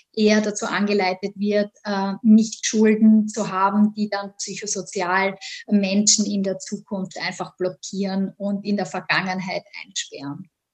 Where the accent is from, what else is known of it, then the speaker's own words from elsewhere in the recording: Austria; moved away as an adult; also born or lived in Vienna; now in New York, United States; Ich komme ursprünglich aus Österreich